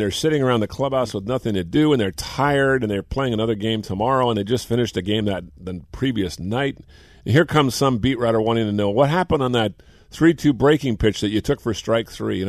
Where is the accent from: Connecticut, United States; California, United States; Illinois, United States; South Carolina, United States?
California, United States; Bay Area; hey, I grew up in the Bay Area.